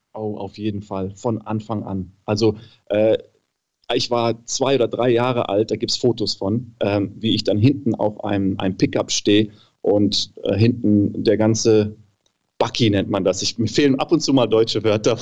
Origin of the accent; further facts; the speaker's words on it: Namibia; moved away as an adult; now in Germany; ich bin halt in Namibia geboren, meine ganze Familie ist da, meine ganzen Freunde